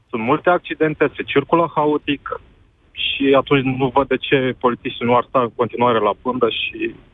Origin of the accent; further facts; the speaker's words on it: Bucharest, Romania; din București